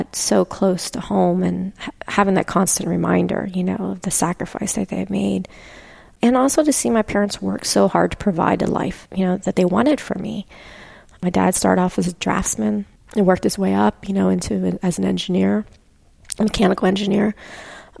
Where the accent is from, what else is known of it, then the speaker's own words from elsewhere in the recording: Pennsylvania, United States; growing up in Pennsylvania